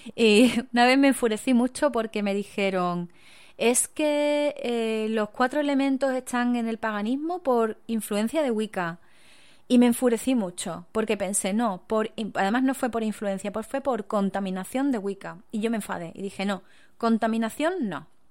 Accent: Spain; en mi país

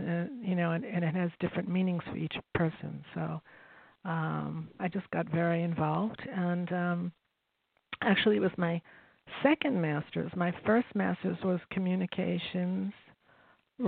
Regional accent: New York, United States; I grew up in New York

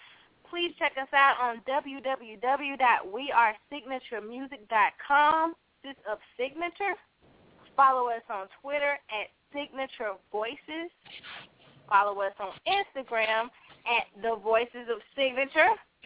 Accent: Birmingham, Alabama, United States; But we're from Birmingham. We're from Birmingham, Alabama.

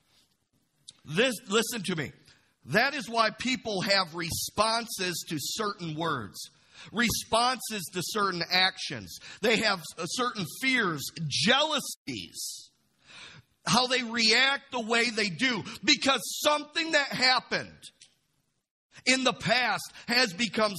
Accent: Imlay City, Michigan, United States; I grew up in Imlay City

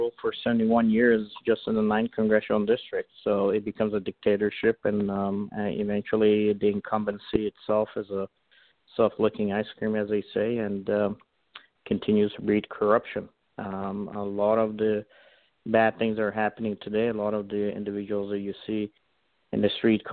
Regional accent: Iran; now in United States; I was born in Iran. I'm an Assyrian Christian

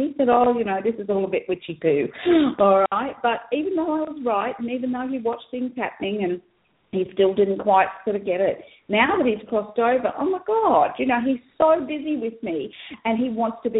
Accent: Australia; also born or lived in New Guinea; And so I was actually born in New Guinea. I'm white, but I was born in New Guinea. I'm Australian. My parents are Australian.

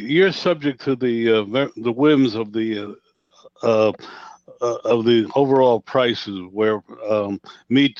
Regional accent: Newark, New Jersey, United States; I'm from Newark

